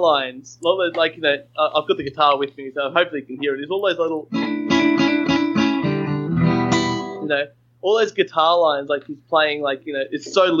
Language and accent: English; Australia; I hope I can be your Australian friend.